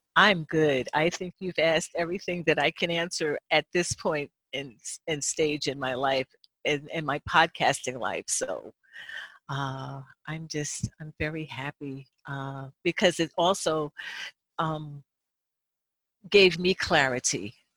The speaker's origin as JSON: {"language": "English", "region": "New Jersey", "country": "United States", "tie": "born or raised there", "said": "I grew up in New Jersey"}